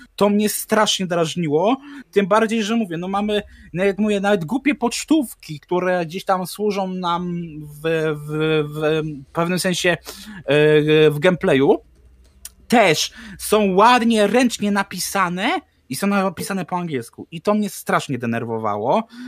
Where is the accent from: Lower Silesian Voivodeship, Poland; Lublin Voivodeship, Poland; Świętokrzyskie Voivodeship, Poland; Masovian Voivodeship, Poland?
Masovian Voivodeship, Poland; Warsaw; jesteś warszawiakiem